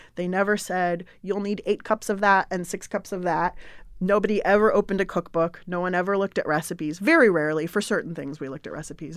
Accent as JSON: {"language": "English", "town": "San Diego", "region": "California", "country": "United States", "tie": "born or raised there", "also_born_or_lived": "Berkeley", "moved": "as an adult", "said": "I grew up in San Diego"}